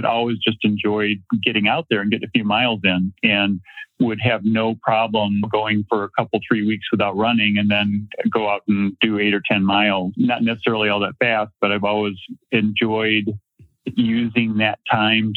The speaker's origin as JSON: {"language": "English", "region": "Minnesota", "country": "United States", "tie": "born or raised there", "moved": "yes", "said": "I grew up in Minnesota"}